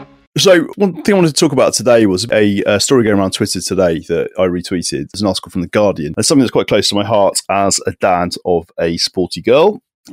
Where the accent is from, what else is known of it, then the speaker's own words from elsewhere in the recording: Isle of Wight, South East England, United Kingdom; now in Crewe, United Kingdom; I'm from the Isle of Wight. I'm more southern than you.